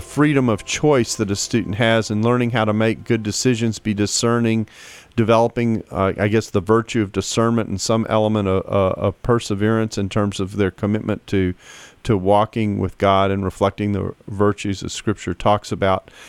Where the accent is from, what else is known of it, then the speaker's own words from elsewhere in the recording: Texas, United States; I'm from Texas and, you know, Southern Baptist, you don't drink